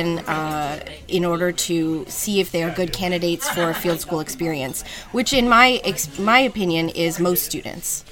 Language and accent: English; New Jersey, United States; moved away as an adult; now in Toronto, Canada; where I grew up in New Jersey, going to the shore